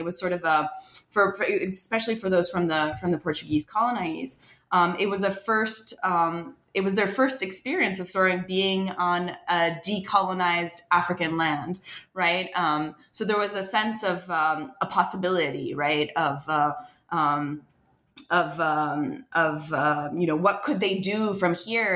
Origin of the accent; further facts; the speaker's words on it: France; moved away as an adult; now in United States; I wasn't born in France, but I was raised in France, and, and spent most of my life um, in France until I came to to the U.S. for college